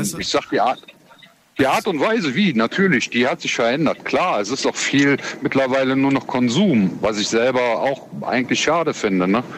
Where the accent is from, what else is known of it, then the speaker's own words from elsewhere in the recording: Cologne, North Rhine-Westphalia, Germany; ich komme aus Köln, Köln ist die Hochburg Karneval